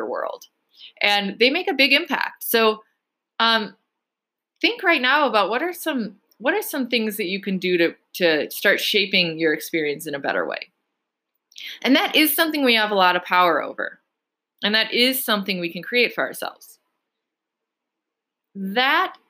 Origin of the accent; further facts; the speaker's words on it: United States; being American